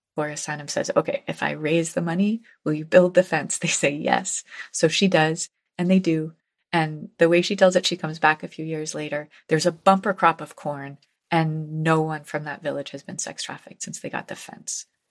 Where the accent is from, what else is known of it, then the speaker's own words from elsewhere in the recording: New Haven, Connecticut, United States; New Haven, my hometown